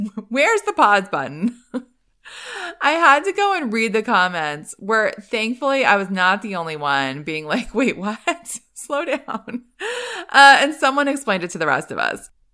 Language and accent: English; East Coast, United States; moved away; I grew up on the East Coast.